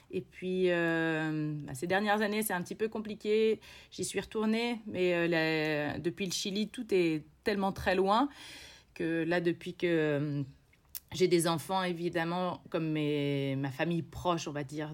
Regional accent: Bourges, Centre-Val de Loire, France; moved away as an adult; also born or lived in Quebec, Canada; now in Chile; j'ai grandi dans le Berry, euh, je, suis, euh, je suis née juste à côté de Bourges et j'ai, euh, passé mes 17 premières années

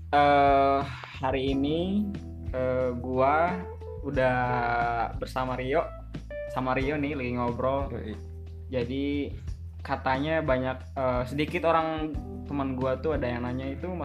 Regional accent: Pandeglang, Banten, Indonesia; Dan gue berasal dari Pandeglang, Banten.

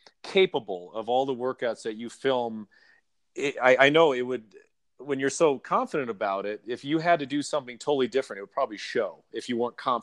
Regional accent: California, United States; And because I grew up in Southern California, and that's what I remember

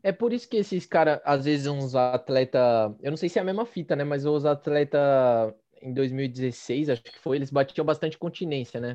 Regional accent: São Paulo, Brazil; A gente é de São Paulo

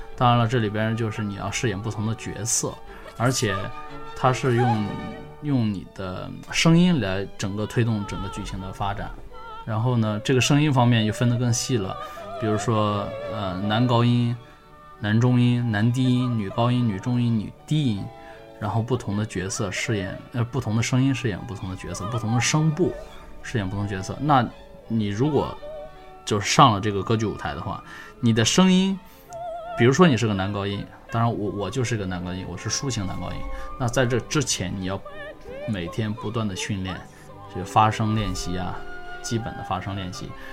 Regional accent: China; moved away as an adult; also born or lived in Singapore; now in Beijing, China; 本身我是中国人，然后我是在零八年底吧，然后去了新加坡工作和生活

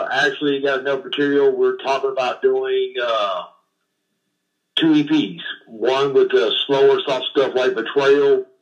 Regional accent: Memphis, Tennessee, United States; I cut my teeth on the blues growing up, obviously being from Memphis.

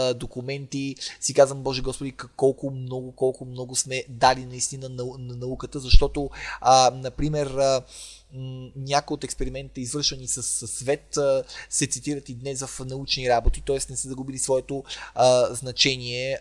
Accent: Bulgaria; като българин и като а, български родолюбец а, и патриот

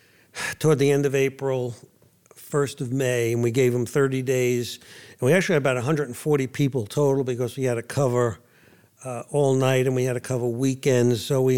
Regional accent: New York City, New York, United States; I grew up in New York City.

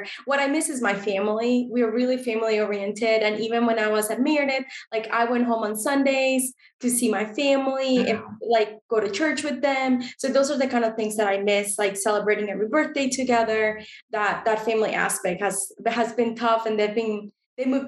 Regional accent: Costa Rica; now in United States; growing up in Costa Rica

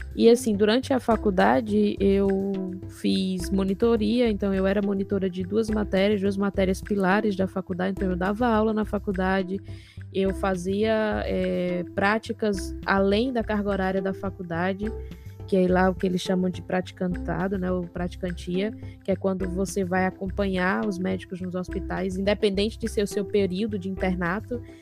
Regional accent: Natal, Rio Grande do Norte, Brazil; moved away as an adult; also born or lived in Argentina; eu sou de Natal. Natal é a capital do Rio Grande do Norte

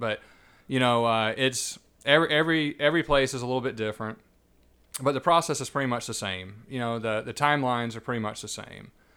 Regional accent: Savannah, Georgia, United States; I was born and raised here, actually.

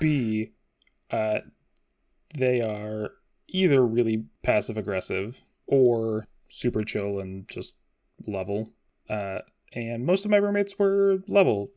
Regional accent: Washington, United States; I am also from Washington State

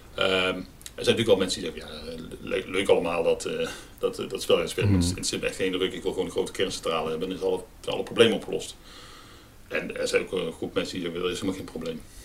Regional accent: Terheijden, North Brabant, Netherlands; also born or lived in Nijmegen; in mijn geboortedorp

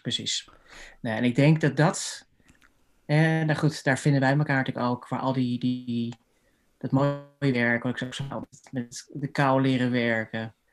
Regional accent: Haarlem, North Holland, Netherlands; also born or lived in Amsterdam; ik ben opgegroeid in Haarlem, gestudeerd in Amsterdam.

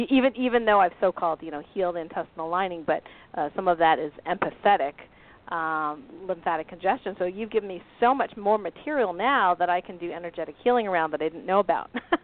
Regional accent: Tupper Lake, New York, United States; I'm a lot from Tupper Lake.

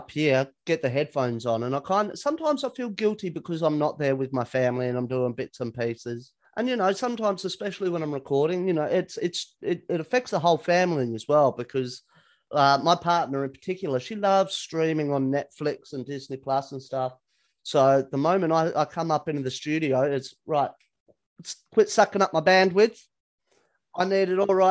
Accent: Perth, Western Australia, Australia; now in Sydney, Australia; I'm originally from Perth on the West Coast.

